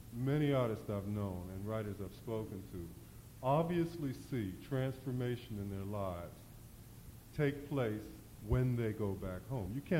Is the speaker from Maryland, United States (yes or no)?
yes; Baltimore, Maryland, United States; I'm from Baltimore. I was reared under segregation.